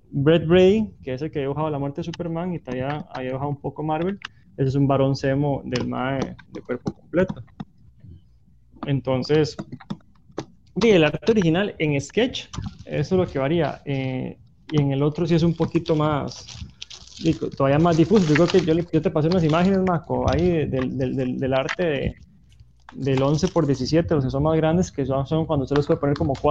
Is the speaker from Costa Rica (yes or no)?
yes; Moravia, San José, Costa Rica; also born or lived in Alajuela; now in Guanacaste, Costa Rica; yo, nací en Alajuela, vivo en Guanacaste y soy de Moravia.